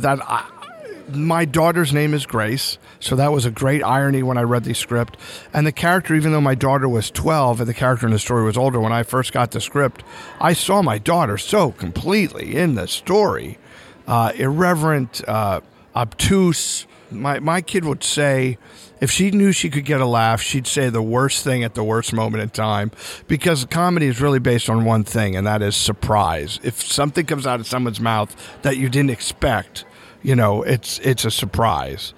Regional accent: Lehigh Valley, Pennsylvania, United States; moved away; I actually went to my hometown. I started in Lehigh Valley, Pennsylvania

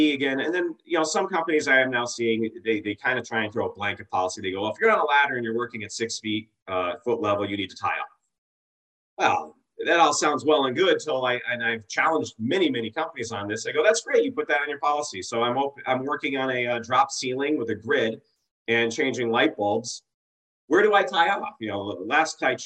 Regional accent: Massachusetts, United States; I grew up in Massachusetts

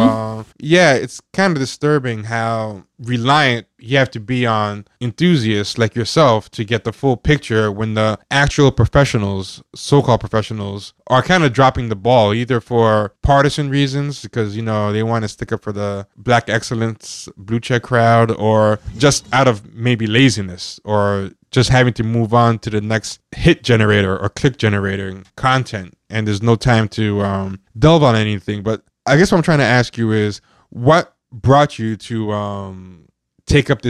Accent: New York, United States; I'm born in America, born in New York, but both my parents are of Haitian descent and are immigrants

